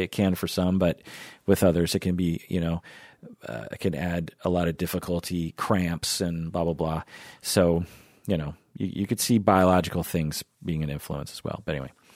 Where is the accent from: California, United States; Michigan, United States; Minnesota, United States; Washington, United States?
Washington, United States; Issaquah; growing up in Issaquah, which is just a little bit east of Seattle